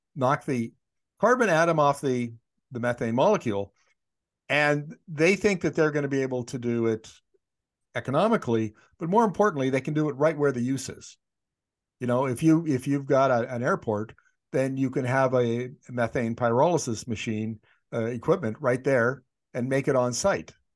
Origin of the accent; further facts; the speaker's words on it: Northern Canada, Canada; I grew up in Northern Canada.